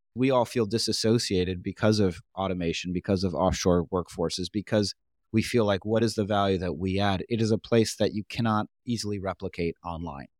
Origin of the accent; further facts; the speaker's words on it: New York, United States; I'm from New York